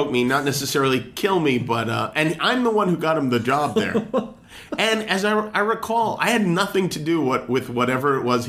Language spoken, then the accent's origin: English; Las Vegas, Nevada, United States; also born or lived in Brooklyn; Yeah, I grew up in... I was born in Brooklyn. We moved to Vegas when I was 9. I did college radio when I was in high school in Las Vegas.